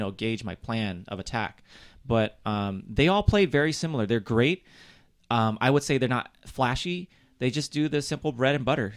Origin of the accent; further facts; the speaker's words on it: West Coast, United States; I'm from West Coast